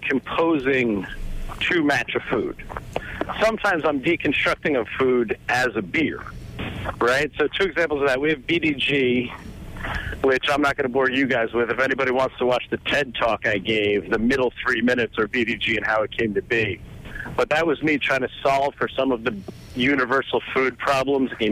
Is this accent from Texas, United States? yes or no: no; New Jersey, United States; born or raised there